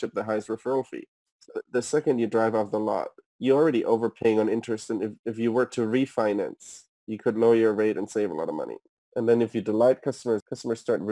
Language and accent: English; Munich, Bavaria, Germany; moved away as an adult; also born or lived in Hamburg, Germany; now in United States; I'm from Germany originally, was born and raised in Munich. Moved to Hamburg with my parents